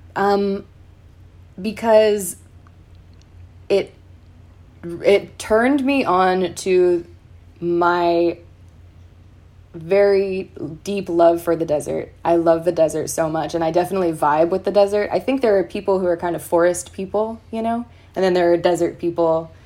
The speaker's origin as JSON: {"language": "English", "town": "San Clemente", "region": "California", "country": "United States", "said": "I'm from San Clemente"}